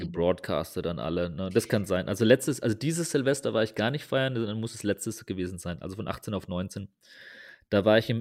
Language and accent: German; Germany; ich komme ja aus dem Taubertal